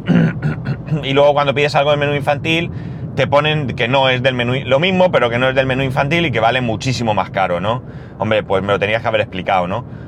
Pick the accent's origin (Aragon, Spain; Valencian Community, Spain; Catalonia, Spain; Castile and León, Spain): Valencian Community, Spain; Alicante; nosotros venimos de Alicante